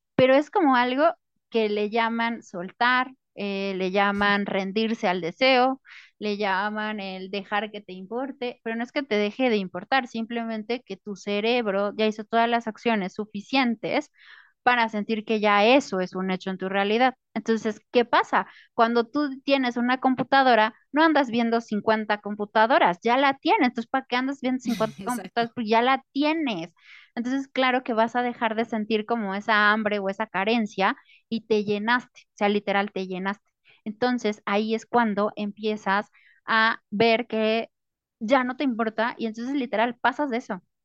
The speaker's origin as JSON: {"language": "Spanish", "country": "Mexico", "said": "para los que somos mexicanos"}